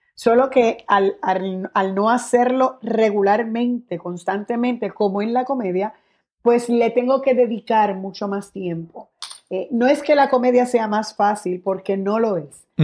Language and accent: Spanish; Guaynabo, Puerto Rico; also born or lived in San Juan (Hato Rey) / Bayamón; Sí me crié en Guaynabo, pero eh, vivo en Bayamón y soy de Bayamón